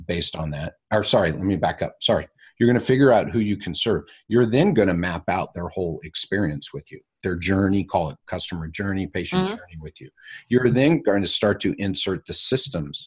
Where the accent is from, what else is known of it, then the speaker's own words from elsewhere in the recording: California, United States; accent: California; my California accent